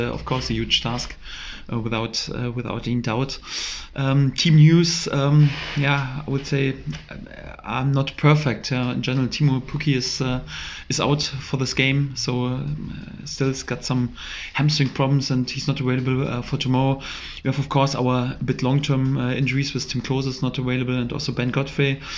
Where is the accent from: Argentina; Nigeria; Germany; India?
Germany; English is a second language; moved away as an adult; now in England; I'm originally from Germany.